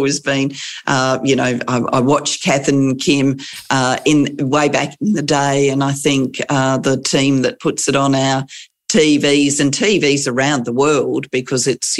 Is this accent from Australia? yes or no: yes; Adelaide, South Australia, Australia; also born or lived in London; I grew up in Adelaide. I returned to Adelaide.